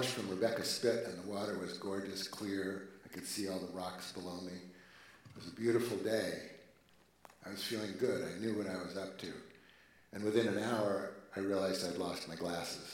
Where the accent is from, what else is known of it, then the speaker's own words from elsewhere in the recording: Oregon, United States; I'm from the States, Oregon.